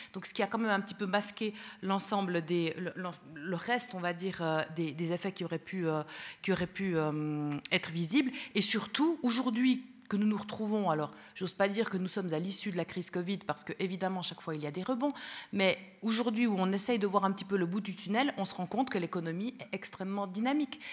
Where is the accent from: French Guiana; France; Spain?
Spain; now in Switzerland; nous sommes tous les deux européens euh, d'origine, puisque moi-même je suis espagnole